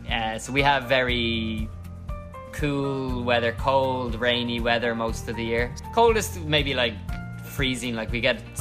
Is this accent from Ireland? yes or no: yes; Ireland; moved away as an adult; now in Hanoi, Vietnam; from the Republic of Ireland. It's an island in northwest Europe, just uh, beside England and Wales and Scotland. I came to Vietnam